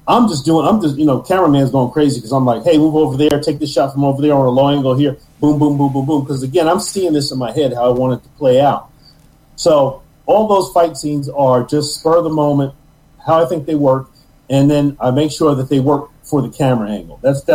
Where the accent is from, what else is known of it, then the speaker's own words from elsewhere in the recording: New York, United States; And I'm from New York, so I don't trust anybody.